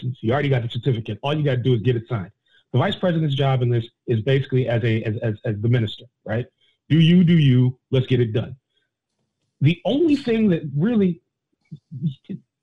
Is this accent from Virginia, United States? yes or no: yes; Virginia, United States; I grew up in Virginia